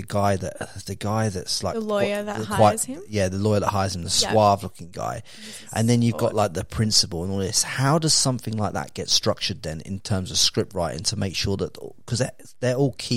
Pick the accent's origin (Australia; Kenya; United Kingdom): United Kingdom; England; accent: neutral southern English; my accent that I've got is probably more like generic.